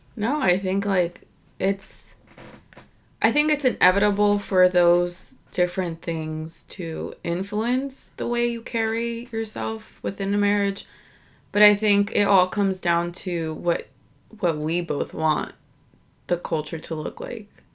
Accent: United States; born and raised here in, in America. My family is from Dominican Republic

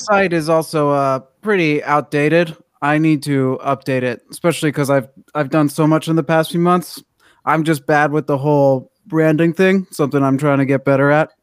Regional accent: Washington, District of Columbia, United States; now in Los Angeles, United States; I'm from Washington D.C.

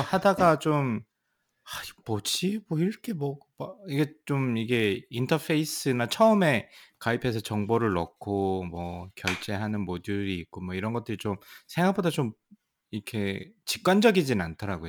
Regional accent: South Korea; also born or lived in Seoul, South Korea / Troy, New York, United States; now in United States; 저는 또 이제 지방 출신이다 보니까

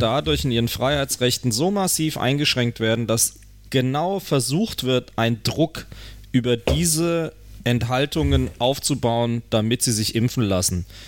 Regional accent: Germany; Bei uns in Deutschland

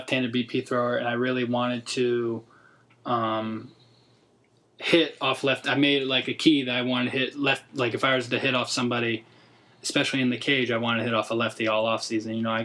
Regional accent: Orlando, Florida, United States; also born or lived in Buffalo, New York; I was born in Buffalo, New York. Moved to Orlando when I was 7

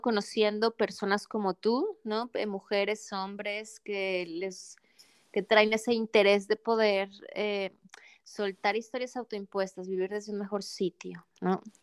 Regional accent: Mexico; moved away as an adult; now in Adelaide, Australia; soy mexicana viviendo en Australia, en Adelaide, Australia, en la parte

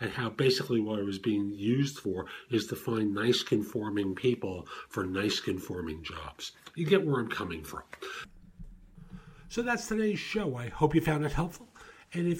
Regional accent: New York, United States; I grew up in New York in the public school system

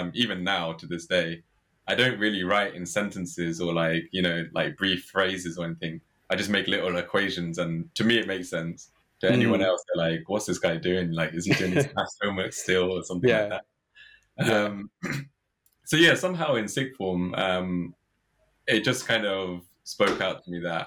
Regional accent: Watford, East of England, United Kingdom; I was born and brought up in Watford

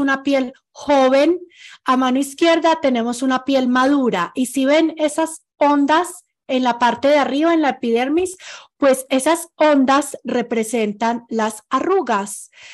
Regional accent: Pereira, Risaralda, Colombia; now in Ecuador; yo soy de Pereira

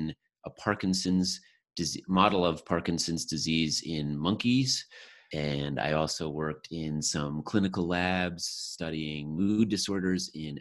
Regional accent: Connecticut, United States; I grew up in Connecticut

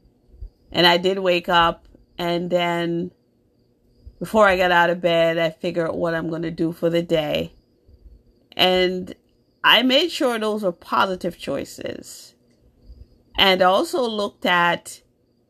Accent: New York, United States; also born or lived in Jamaica; now in Massachusetts, United States; I was born in Jamaica. I grew up in New York most of my life. I live in Massachusetts now

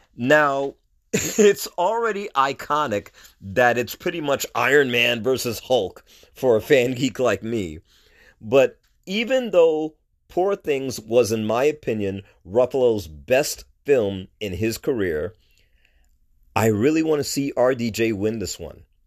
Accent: New York City, New York, United States; moved away as an adult; also born or lived in Brooklyn, New York; I was born in Brooklyn, raised in Queens

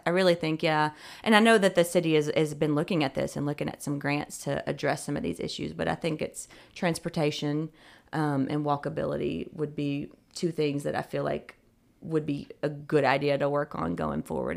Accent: Tennessee, United States; also born or lived in Hawaii; I'm from Tennessee.

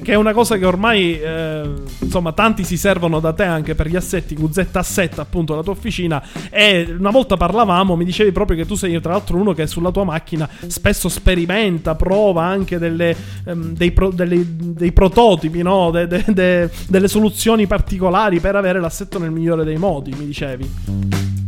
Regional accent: Sicily, Italy; anche io sono siciliano

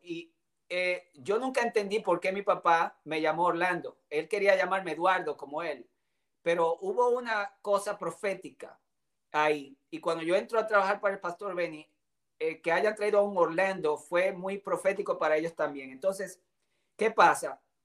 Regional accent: Dominican Republic; moved away; also born or lived in Puerto Rico / Grand Rapids, Michigan / Tulsa, Oklahoma; tuve el privilegio de salir de República Dominicana en busca del sueño americano

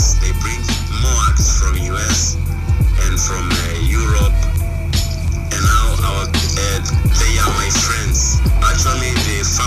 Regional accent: Mombasa, Mombasa County, Kenya; moved away as an adult; now in Austria; I was born in Kenya, Mombasa. Yeah, I started doing hip hop now. It's almost 16 plus years, yeah. And I've lived in Mombasa for very long

